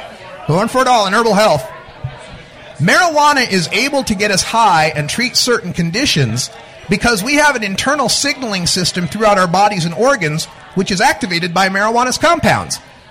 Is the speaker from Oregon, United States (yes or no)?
yes; Portland, Oregon, United States; I'm from Portland, Oregon, where it's probably raining.